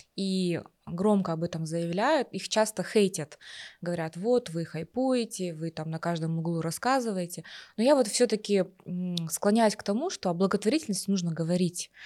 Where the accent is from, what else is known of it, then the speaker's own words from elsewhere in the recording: Kazakhstan; мы, казахи